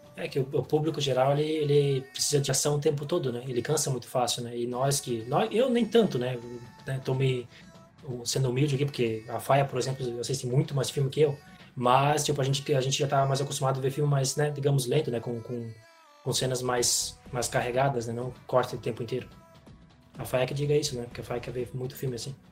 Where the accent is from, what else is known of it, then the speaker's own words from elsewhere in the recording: Brazil; Eu sou brasileiro